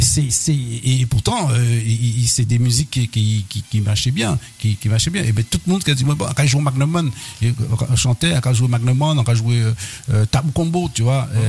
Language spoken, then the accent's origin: French; Guadeloupe; en tant que Guadeloupéen